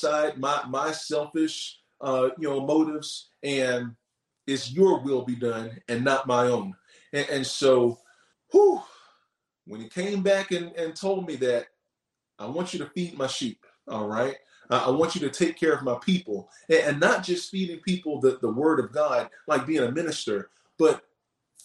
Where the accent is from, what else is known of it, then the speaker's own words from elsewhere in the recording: North Carolina, United States; growing up in the Bible Belt, you know, here in North Carolina